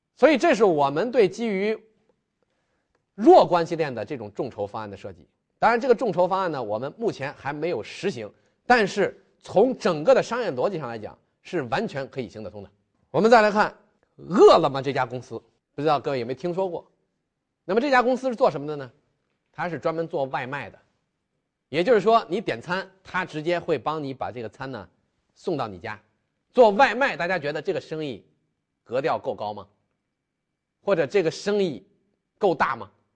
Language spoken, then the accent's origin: Chinese; China; 我们中国人的特性，大家都非常喜欢玩手机